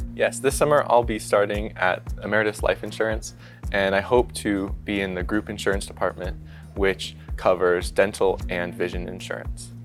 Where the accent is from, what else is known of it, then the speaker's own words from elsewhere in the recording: Tucson, Arizona, United States; moved away as an adult; now in Lincoln, United States; actuarial science major from Tucson, Arizona